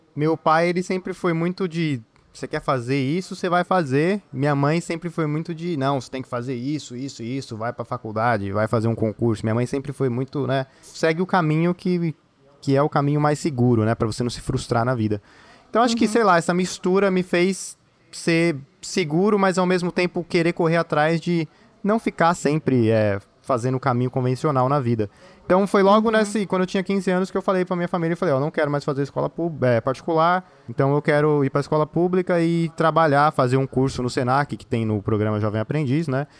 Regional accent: São Paulo, Brazil; moved away; eu sou de São Paulo capital

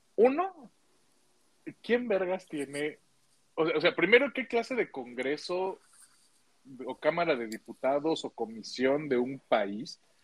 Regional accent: Mexico

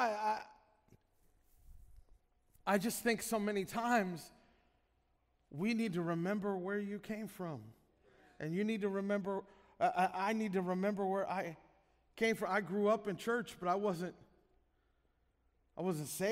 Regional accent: Illinois, United States; moved away; where we grew up in Illinois

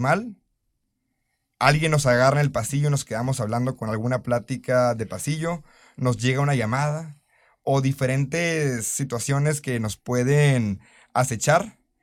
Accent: Mexico

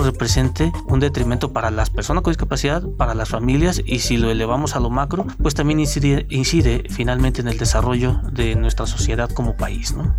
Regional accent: Mexico

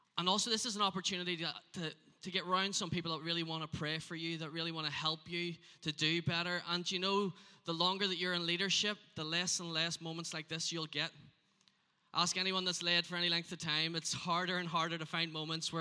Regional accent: Northern Ireland, United Kingdom; I am from Northern Ireland.

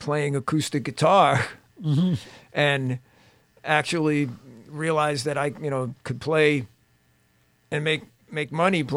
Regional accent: Westbury, New York, United States; I grew up in Westbury, New York

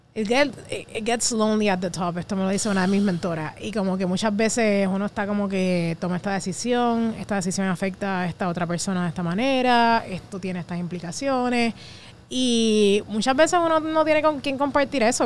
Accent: Puerto Rico; como puertorriqueños

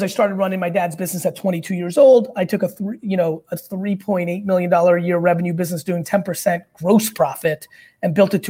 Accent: Queens, New York, United States; also born or lived in Belarus; I was born in Belarus in the former Soviet Union. I immigrated here in the late 70s. And, you know, lived in a studio apartment in Queens with my family.

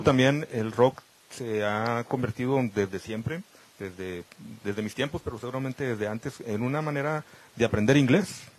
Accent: Camargo, Chihuahua, Mexico; now in Monterrey, Mexico; yo soy originario de Camargo, Chihuahua, donde pues desde muy pequeño, desde niño, estuve en contacto con las cuestiones periodísticas

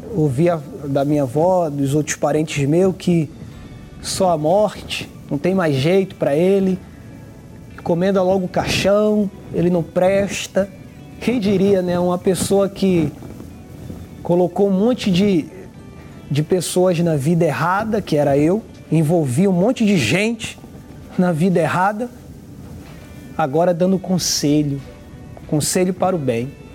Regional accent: Recife, Pernambuco, Brazil; now in Rio de Janeiro, Brazil

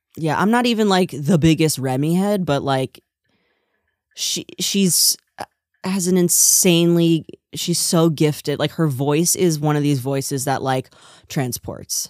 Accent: New Jersey, United States; moved away; I'm from New Jersey

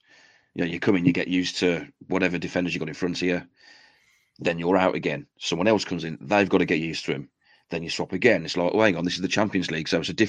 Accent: Stourbridge, West Midlands, United Kingdom; He's from my hometown.

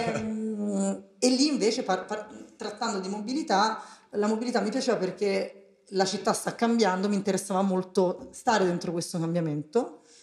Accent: Rome, Lazio, Italy; accent: Roman; moved away as an adult; also born or lived in Milan; io sono romana, si sente dall'accento

